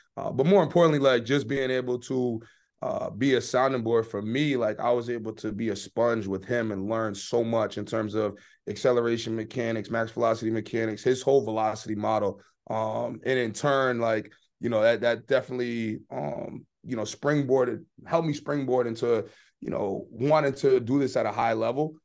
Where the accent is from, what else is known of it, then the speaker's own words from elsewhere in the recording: Boston, Massachusetts, United States; moved away as an adult; also born or lived in Stoughton, Massachusetts / Maine; I was born and raised in Boston, went to high school outside the city, um, at a high school called Stoughton High